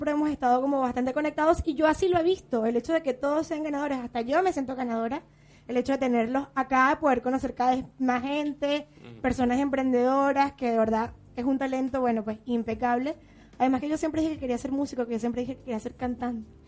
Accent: Venezuela; Lo digo porque como soy venezolana, siempre hay alguien que dice

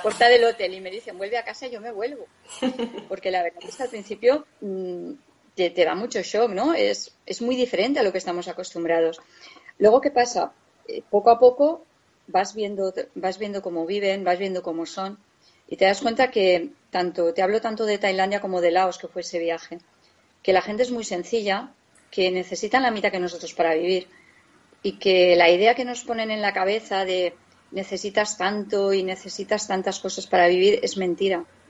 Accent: Valencia, Valencian Community, Spain; now in Guadalajara, Spain; nosotros vivimos, somos de Valencia, pero vivimos en un pueblecito de Guadalajara

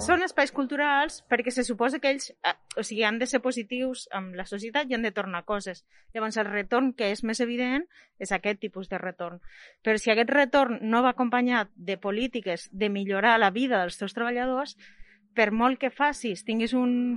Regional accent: Lleida, Catalonia, Spain; Jo sóc de Lleida

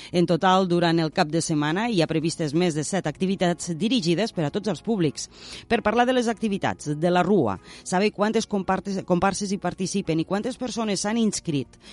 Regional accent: Tortosa, Catalonia, Spain; jo vaig néixer a Tortosa

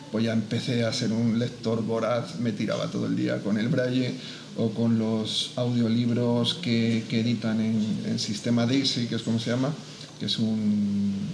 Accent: Madrid, Community of Madrid, Spain; moved away as an adult; also born or lived in Barakaldo, Biscay / Parla / Valencia; now in Albacete, Spain; yo efectivamente nací en Baracaldo, pero me he criado en Madrid, en distintas zonas de Madrid

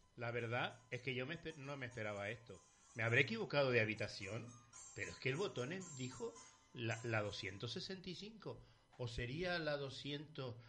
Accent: Canary Islands, Spain; estoy aquí en, mi pueblo, en mi municipio, en mi isla

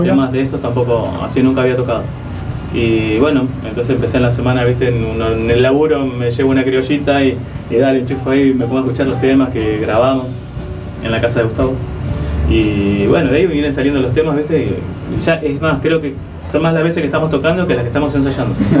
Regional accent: Chaco, Argentina; moved away; also born or lived in Las Heras, Buenos Aires; yo soy chaqueño. O sea que en mi casa te podés imaginar que se escuchaba chamamé

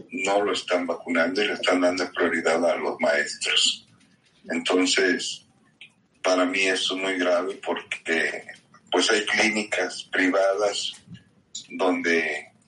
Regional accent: Mexico; Yo soy de México y vivo en la Ciudad de México.

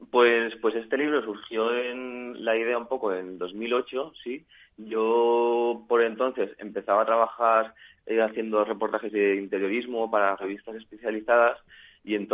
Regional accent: San Sebastián, Basque Country, Spain; now in Madrid, Spain; al principio cuando llegué, viniendo de San Sebastián, pues eh, bueno, me encontré con una ciudad que, no tiene nada que ver con donde yo venía, ¿no?

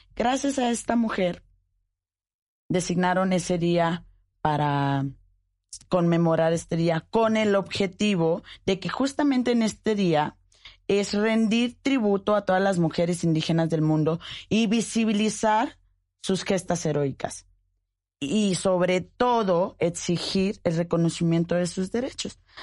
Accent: Mexico; Quienes somos mexicanos

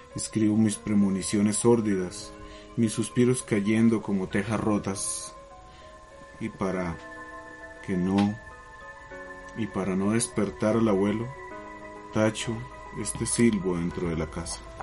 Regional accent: Zipaquirá, Cundinamarca, Colombia; soy de Zipaquirá

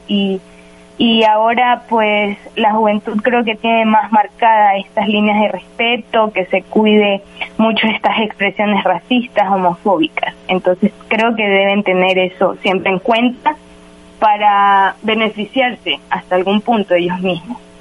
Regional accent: Ecuador; como ecuatorianos

